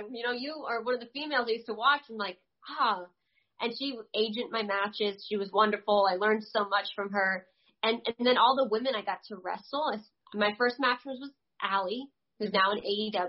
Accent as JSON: {"language": "English", "region": "New Jersey", "country": "United States", "tie": "born there", "said": "I was born in Jersey. Mom and dad are from Jersey."}